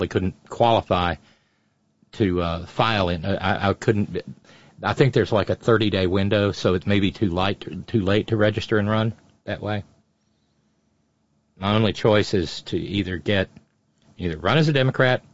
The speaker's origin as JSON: {"language": "English", "region": "West Virginia", "country": "United States", "said": "I'm every bit as much West Virginian, every bit as much American"}